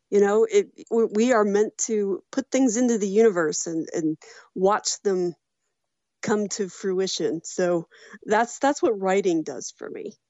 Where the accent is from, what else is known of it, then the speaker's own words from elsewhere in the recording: Walton, Kentucky, United States; moved away as an adult; now in Louisville, United States; I grew up in Walton